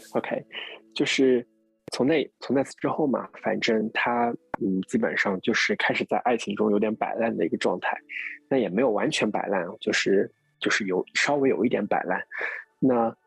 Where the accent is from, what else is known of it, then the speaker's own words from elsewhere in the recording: Jiangsu, China; now in Shanghai, China; 我江苏人